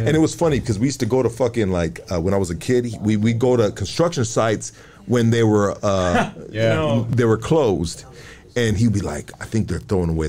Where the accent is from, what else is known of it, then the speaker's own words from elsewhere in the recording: Los Angeles, California, United States; I'm from Highland Park, bro.